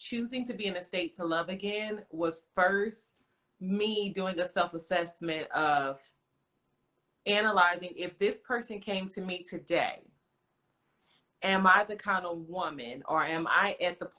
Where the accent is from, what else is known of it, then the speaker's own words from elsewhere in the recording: Houston, Texas, United States; moved away as an adult; now in Austin, United States; I'm from Houston